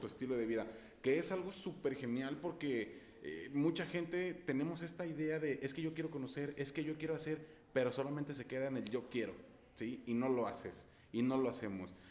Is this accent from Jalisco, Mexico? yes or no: yes; Guadalajara, Jalisco, Mexico; pronuncian una palabra muy similar a la que decimos aquí en Guadalajara